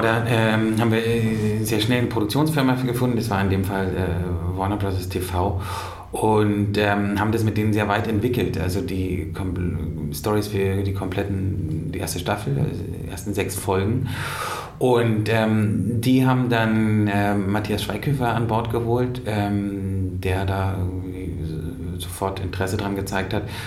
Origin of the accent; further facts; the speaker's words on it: Berlin, Germany; Ich komme aus Berlin, aus, aus, aus West-Berlin